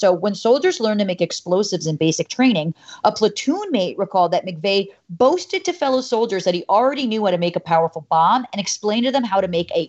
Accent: New York, United States; I'm a New Yorker

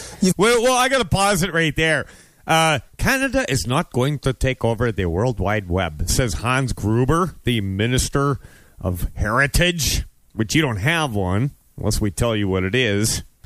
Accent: United States; I'm an American

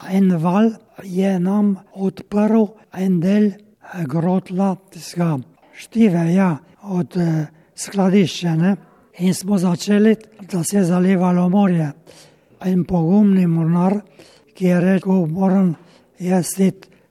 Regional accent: Slovenia

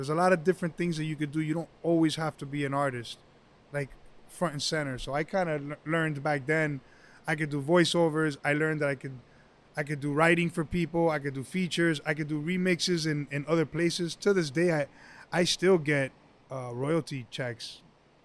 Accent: Miami, Florida, United States; I'm from Miami, born and raised

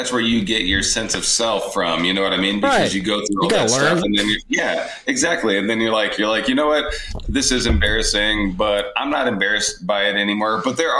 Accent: Omaha, Nebraska, United States; we grew up in Millard in Omaha, Nebraska.

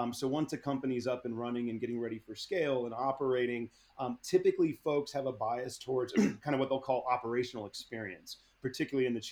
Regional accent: Bay Area, California, United States; I grew up in the Bay Area

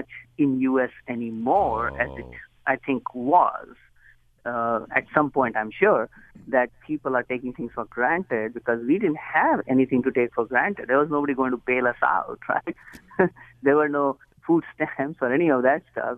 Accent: Agra, Uttar Pradesh, India; moved away as an adult; now in United States; I was born in India. I was born in a city called Agra, which is where Taj Mahal is located, and grew up very poor.

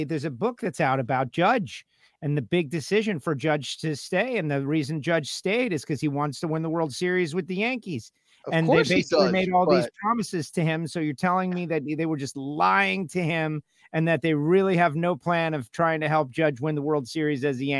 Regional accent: Argentina; Gio will tell you that the Argentines have got a thing about them. We're very.

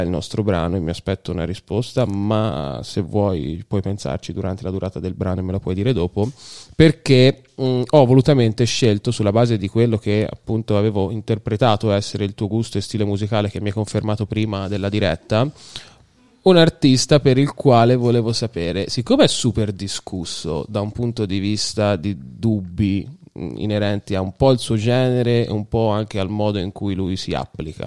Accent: Viareggio, Tuscany, Italy; born or raised there

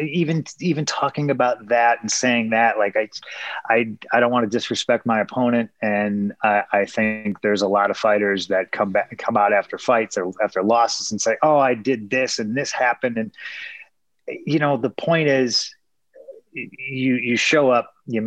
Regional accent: Chicago, Illinois, United States; I'm a kid who was born in Chicago. I was raised in Chicago

